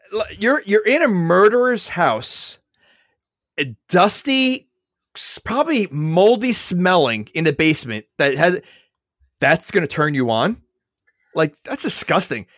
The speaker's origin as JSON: {"language": "English", "region": "New York", "country": "United States", "said": "I'm from New York"}